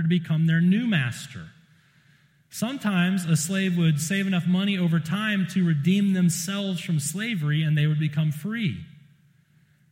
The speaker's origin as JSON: {"language": "English", "region": "South Carolina", "country": "United States", "said": "I'm from South Carolina"}